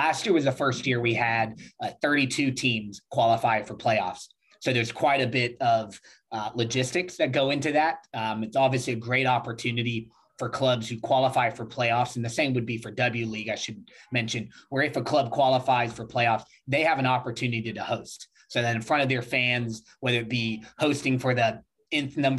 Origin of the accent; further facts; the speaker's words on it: Birmingham, Alabama, United States; also born or lived in Dothan, Alabama; I'm actually born in a small town in Southern Alabama, in Dothan, Alabama, but I was raised in Birmingham, Alabama.